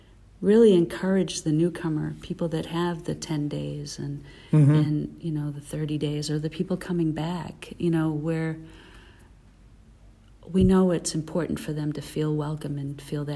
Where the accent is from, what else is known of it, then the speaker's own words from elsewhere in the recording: Massachusetts, United States; I'm from Massachusetts